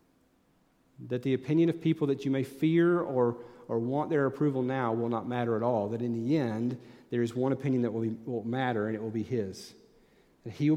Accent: Tennessee, United States; moved away as an adult; I'm from Tennessee

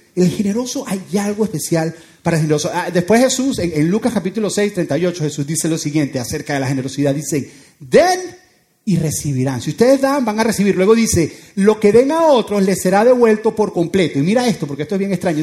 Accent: Venezuela; moved away

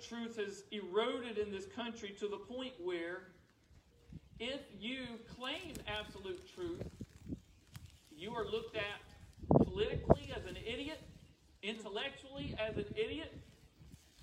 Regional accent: United States; I am a Christian that happens to be an American.

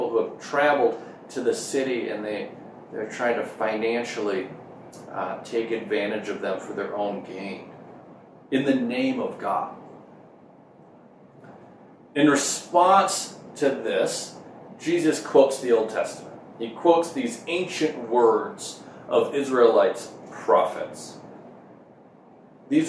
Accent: Minnesota, United States; moved away; growing up in Minnesota, which is where I grew up in the Midwest

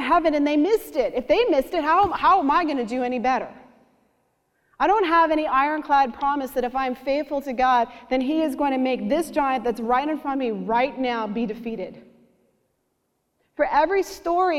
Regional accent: Canada; I'm Canadian

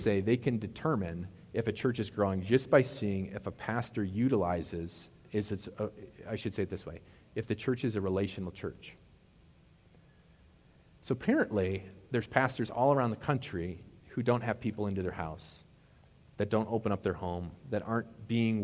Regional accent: Wisconsin, United States; moved away; we always said crayfish in Wisconsin. That's how they're called crayfish where I'm from.

